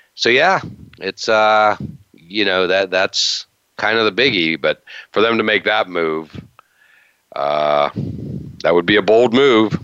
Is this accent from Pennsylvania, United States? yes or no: yes; Western Pennsylvania, United States; As a Steelers guy growing up in Western PA